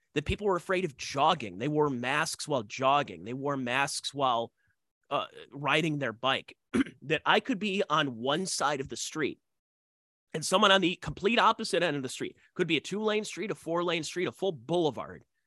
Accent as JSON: {"language": "English", "region": "Ohio", "country": "United States", "tie": "born or raised there", "said": "Yes, my home state."}